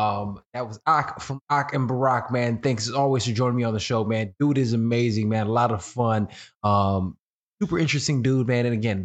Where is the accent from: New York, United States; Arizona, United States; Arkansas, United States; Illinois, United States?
Illinois, United States; Chicago; I'm from Chicago